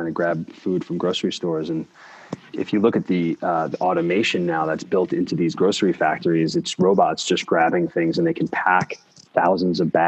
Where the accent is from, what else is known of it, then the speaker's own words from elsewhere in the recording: New York City, New York, United States; also born or lived in Brooklyn, New York; So I grew up in Staten Island, so I'm a native New Yorker